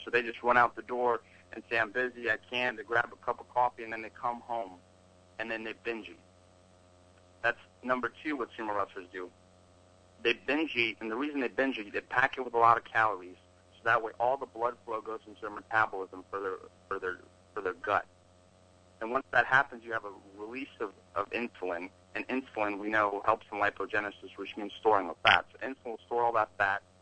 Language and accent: English; Atlanta, Georgia, United States; also born or lived in Russia; I was born in Russia, moved here in America when I was little, grew up in Atlanta, Georgia